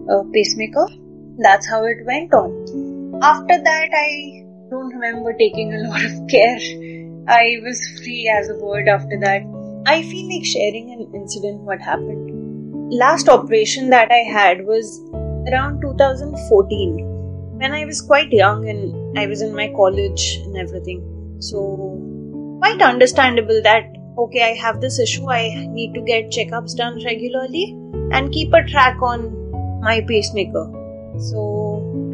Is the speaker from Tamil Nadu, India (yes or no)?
no; Mumbai, Maharashtra, India; now in Gujarat, India; I am basically from Mumbai but currently situated in Gujarat